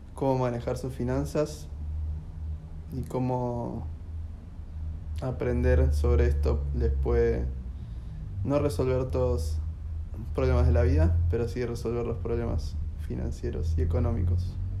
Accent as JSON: {"language": "Spanish", "area": "AMBA", "region": "Buenos Aires Province", "country": "Argentina", "said": "Nosotros somos samba, eso seguro"}